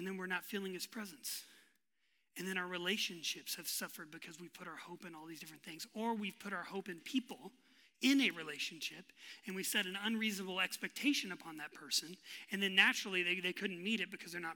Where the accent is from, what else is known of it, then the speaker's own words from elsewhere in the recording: West Texas, United States; I was born and raised in West Texas